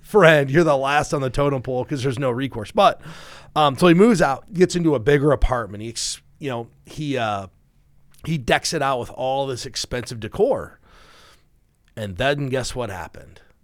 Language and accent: English; Iowa, United States; we're from Iowa